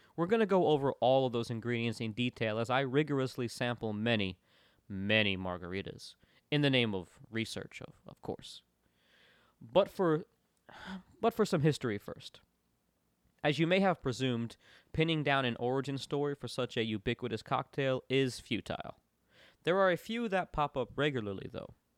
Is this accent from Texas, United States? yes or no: no; Florida, United States; I grew up in Florida, where the margarita is inherent in the lifestyle and ethos.